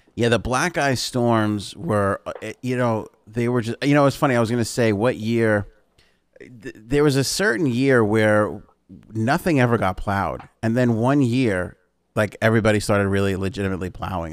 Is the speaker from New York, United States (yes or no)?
yes; New York, United States; we grew up in New York